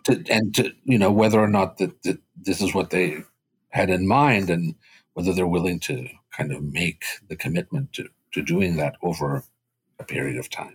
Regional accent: Boston, Massachusetts, United States; first language Spanish; English is a second language; also born or lived in Cuba; raised in Boston

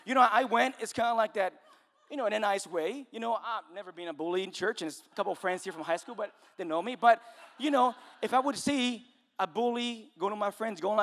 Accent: Mexico; moved away; I'm Mexican

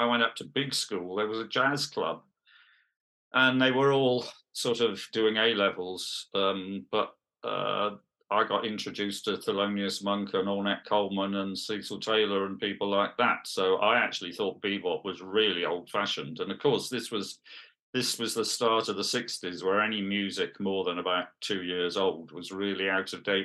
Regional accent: Bristol, South West England, United Kingdom; I come from Bristol. This was Bristol, not Western Supermere. That's where my father comes from.

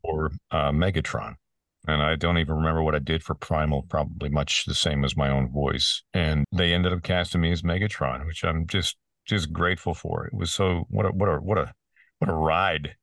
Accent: Peterborough, Ontario, Canada; my hometown of Peterborough, Ontario, Canada

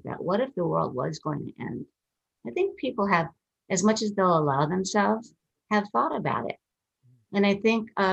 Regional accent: Minnesota, United States; I'm from Minnesota, which is Canada adjacent pretty much.

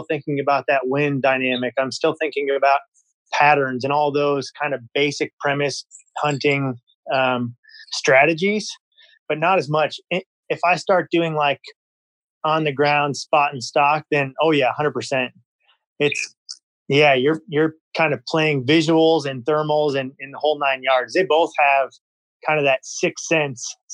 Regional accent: Iowa, United States; So I grew up in Iowa. I was born and raised here.

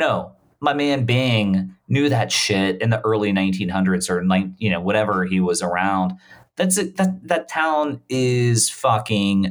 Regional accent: Bermuda; I was born in Bermuda

